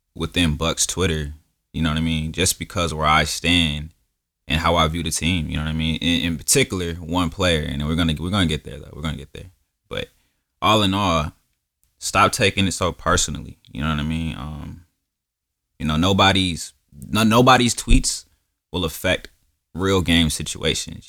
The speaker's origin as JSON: {"language": "English", "town": "Milwaukee", "region": "Wisconsin", "country": "United States", "tie": "born or raised there", "said": "I was born in Milwaukee"}